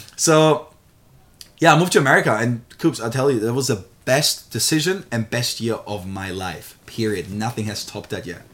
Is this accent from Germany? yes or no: yes; Germany; now in Australia; I'm born and raised in Germany. So I haven't always lived here in Australia